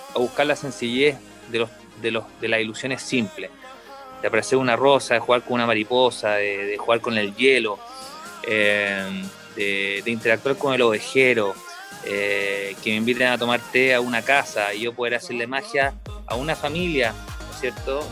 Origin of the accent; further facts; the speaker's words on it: Chile; como artista chileno en 20 años en el mundo de la magia